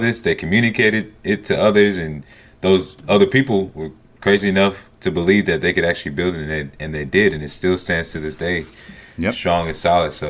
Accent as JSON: {"language": "English", "region": "Southern United States", "country": "United States", "accent": "Southern", "said": "Like, I guess they couldn't understand my Southern accent. But I didn't find any bars or anything playing a Georgia game."}